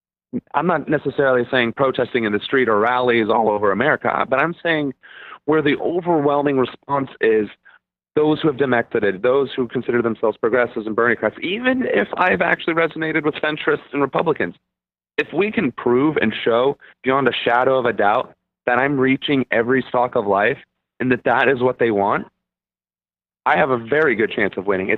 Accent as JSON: {"language": "English", "country": "Germany", "moved": "yes", "lives_now": "United States", "said": "I'm from Germany originally."}